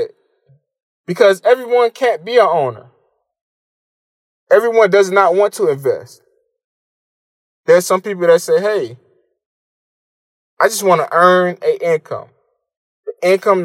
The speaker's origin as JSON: {"language": "English", "town": "Miami", "region": "Florida", "country": "United States", "tie": "born or raised there", "said": "I moved back to my hometown of Miami"}